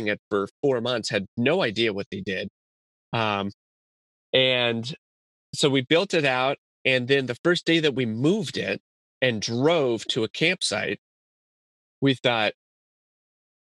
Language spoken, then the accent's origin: English; Tucson, Arizona, United States; I'm from Tucson, Arizona